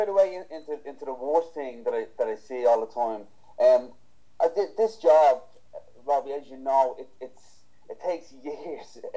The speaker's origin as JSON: {"language": "English", "country": "Ireland", "said": "I'm not biased for Irish trainers, but I'm Irish"}